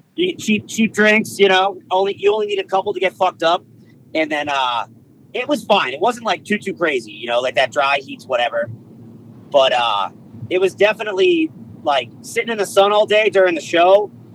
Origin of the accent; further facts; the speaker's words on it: East Coast, United States; we're from the East Coast